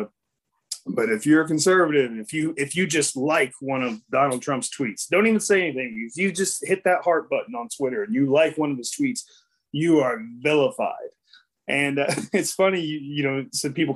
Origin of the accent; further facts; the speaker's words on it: Florida, United States; my home state of Florida